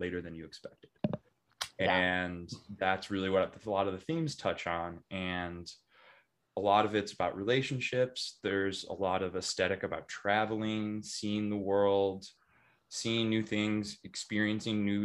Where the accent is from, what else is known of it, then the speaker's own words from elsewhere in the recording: Chicago suburbs, Illinois, United States; now in Denver, United States; I grew up in the Chicago suburbs